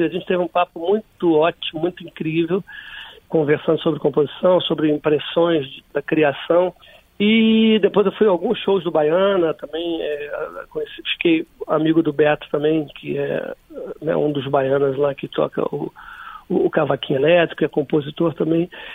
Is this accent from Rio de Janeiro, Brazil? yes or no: yes; Rio de Janeiro, Brazil; sou da Zona Norte e moro atualmente na Zona Sul